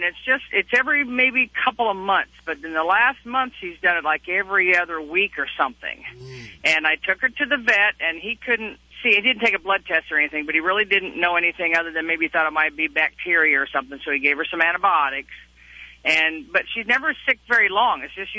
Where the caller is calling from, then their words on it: Paris, Texas, United States; Actually, I'm sitting in Paris, Texas right now. I'm a truck driver.